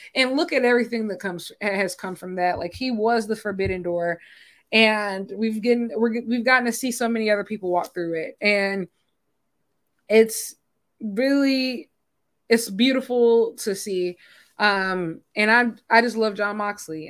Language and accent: English; United States; I'm proud as an American